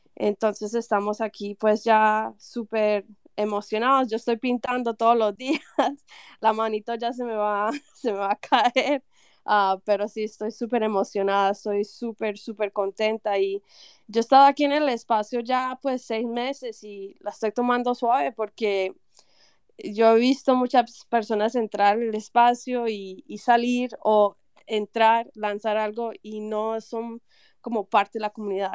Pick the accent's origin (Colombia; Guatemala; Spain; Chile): Colombia; Medellín, Antioquia; yo soy de, yo soy de Medellín